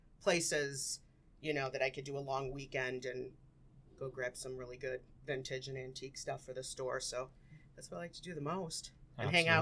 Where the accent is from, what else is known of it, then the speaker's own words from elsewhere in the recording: Melrose Park, Illinois, United States; moved away as an adult; also born or lived in Winfield, Illinois / Lombard, Illinois; now in St. Charles, United States; Before that, Winfield, and then Lombard, and then I grew up in Melrose Park